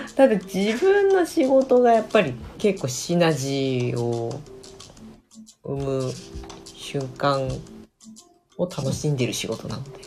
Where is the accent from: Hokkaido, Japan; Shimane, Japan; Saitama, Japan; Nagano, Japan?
Hokkaido, Japan; 北海道人だからさ